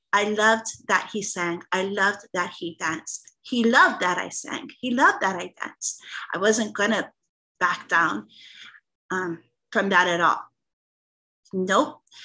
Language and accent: English; Hawaii, United States; I'm the Hawaiian singer